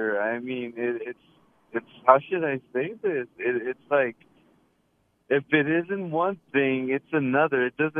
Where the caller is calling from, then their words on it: Galena Park, Texas, United States; I'm in Galena Park, Texas.